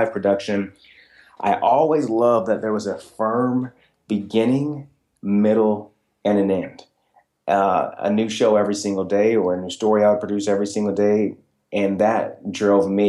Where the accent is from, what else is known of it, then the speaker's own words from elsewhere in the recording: Michigan, United States; that blue-collar environment I was raised in Michigan